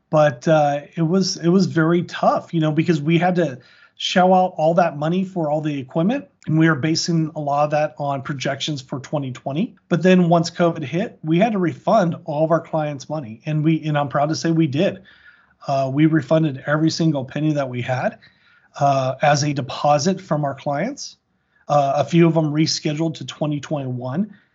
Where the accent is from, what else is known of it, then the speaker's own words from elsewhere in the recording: Orange County, Southern California, United States; also born or lived in Montana; I actually grew up in, uh, Southern California, Orange County